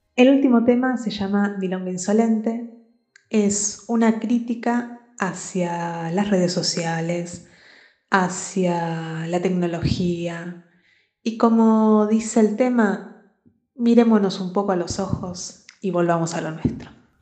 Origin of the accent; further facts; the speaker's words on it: Buenos Aires, Argentina; also born or lived in Barcelona, Spain; yo nací en, en Barcelona, pero me crié toda la vida en, en Buenos Aires